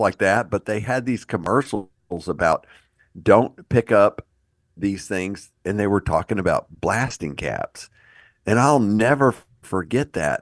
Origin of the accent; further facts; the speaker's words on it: Houston, Texas, United States; growing up in Houston